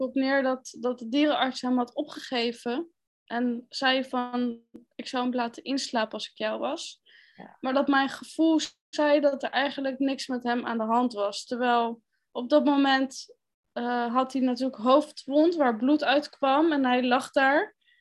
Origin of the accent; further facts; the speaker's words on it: The Hague, South Holland, Netherlands; Ik ben 29 jaar en ik kom uit Den Haag.